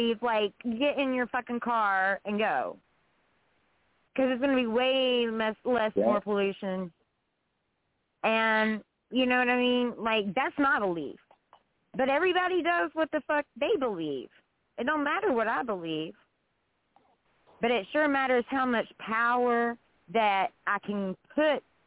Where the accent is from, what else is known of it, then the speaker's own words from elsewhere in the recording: West Virginia, United States; I'm from West Virginia